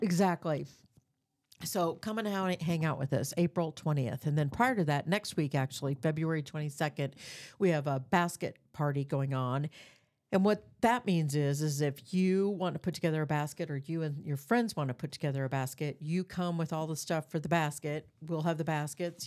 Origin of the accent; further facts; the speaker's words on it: Des Moines, Iowa, United States; I was born in Des Moines. I've grew up on the east side of Des Moines